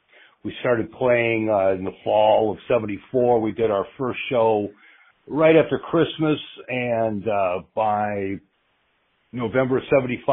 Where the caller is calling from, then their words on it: Indianapolis, Indiana, United States; also born or lived in Cleveland, Ohio; I'm calling you from Indianapolis, Indiana.